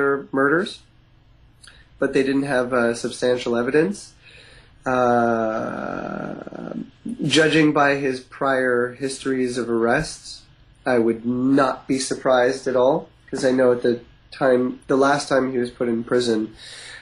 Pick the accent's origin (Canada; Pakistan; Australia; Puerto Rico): Canada; East Coast; now in West Coast, Canada; I grew up in the East Coast